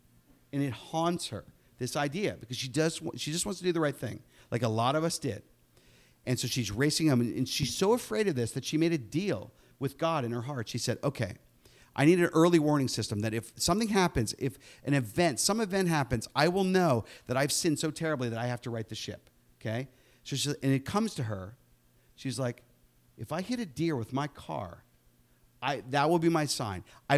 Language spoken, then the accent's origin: English; Pittsburgh, Pennsylvania, United States; Charlie was a combination of my own childhood growing up in Pittsburgh